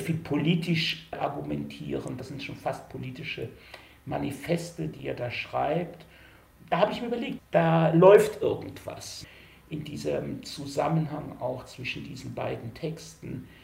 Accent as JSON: {"language": "German", "town": "Mannheim", "region": "Baden-Württemberg", "country": "Germany", "tie": "born or raised there", "also_born_or_lived": "United States", "moved": "as an adult", "lives_now": "Tel Aviv, Israel", "said": "Ich bin geboren in Mannheim"}